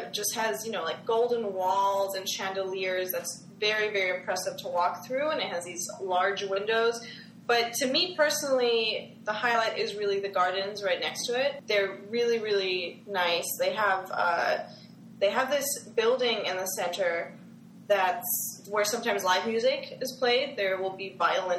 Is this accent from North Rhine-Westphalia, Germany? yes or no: no; Munich, Bavaria, Germany; moved away as an adult; I was born in Munich and I grew up in Munich. I lived there until I was about 18.